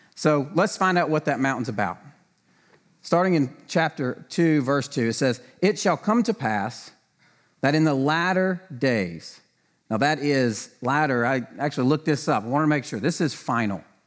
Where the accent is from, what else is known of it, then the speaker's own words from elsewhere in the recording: the South, United States; I grew up in the South